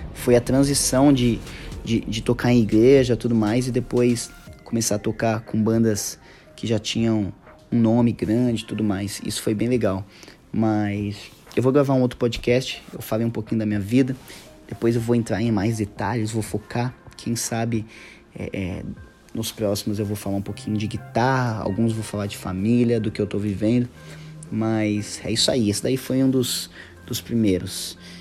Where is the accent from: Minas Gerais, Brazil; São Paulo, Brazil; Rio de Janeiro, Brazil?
São Paulo, Brazil; eu sou paulista